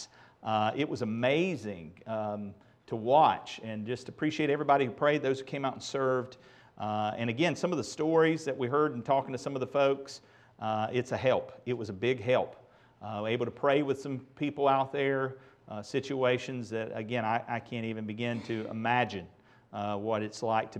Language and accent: English; Asheboro, North Carolina, United States; moved away; my hometown of Asheboro